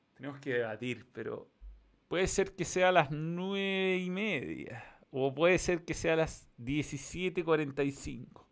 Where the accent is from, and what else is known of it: Chile